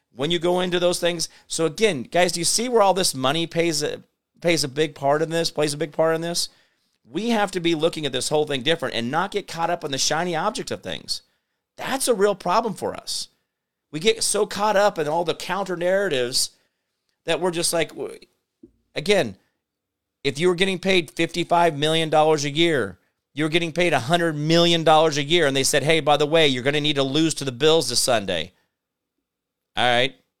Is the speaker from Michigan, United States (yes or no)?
no; Kansas, United States; also born or lived in Phoenix; I'm from Kansas.